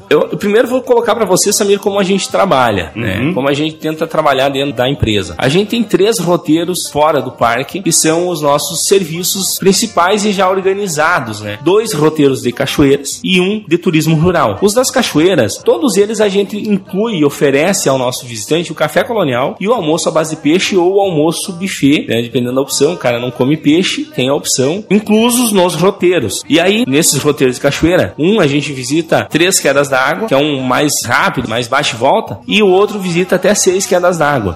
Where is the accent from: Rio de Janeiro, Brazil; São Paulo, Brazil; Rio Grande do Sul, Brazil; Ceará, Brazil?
Rio Grande do Sul, Brazil; Derrubadas; eu sou de Derrubadas, no extremo noroeste do Rio Grande do Sul e é a terra do Salto Yucumã